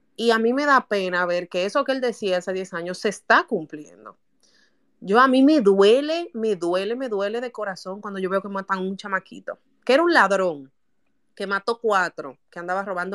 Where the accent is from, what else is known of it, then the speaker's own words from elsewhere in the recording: Santo Domingo, Distrito Nacional, Dominican Republic; Yo nací en La Ciénaga. En el barrio La Ciénaga yo nací.